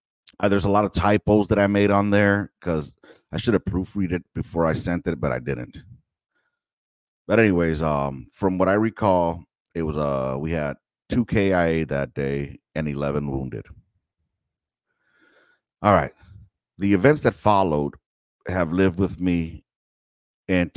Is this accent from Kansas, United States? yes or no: no; Los Angeles, California, United States; I grew up, I was born and raised in South Central Los Angeles